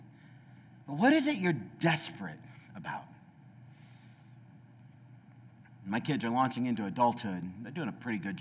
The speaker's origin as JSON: {"language": "English", "country": "United States", "said": "I'm an American"}